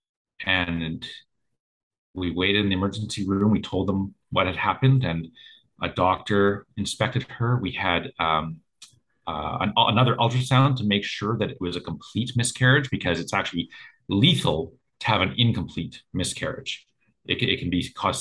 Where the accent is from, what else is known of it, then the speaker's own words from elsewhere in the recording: Canada; I'm Canadian